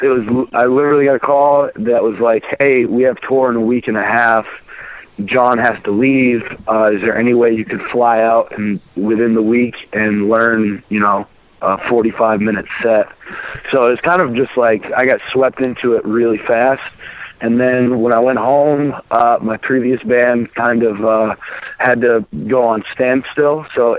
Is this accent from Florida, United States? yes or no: no; Maine, United States; now in Burlington, United States; I'm in Burlington, Vermont.